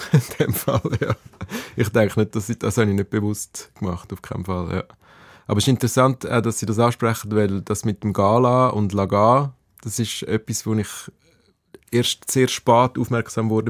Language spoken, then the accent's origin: German; Aargau, Switzerland; now in Zürich, Switzerland; Ich bin im Aargau aufgewachsen, an der Grenze zu Zürich.